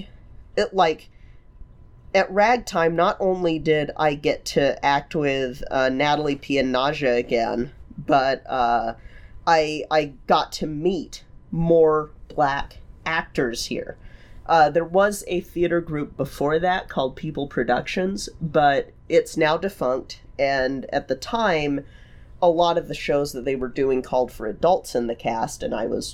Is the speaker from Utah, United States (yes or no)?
yes; Utah, United States; growing up in Utah